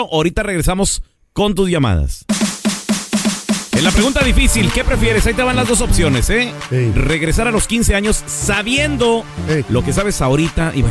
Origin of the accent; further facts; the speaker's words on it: Jalisco, Mexico; now in Chicago, United States; De Jalisco.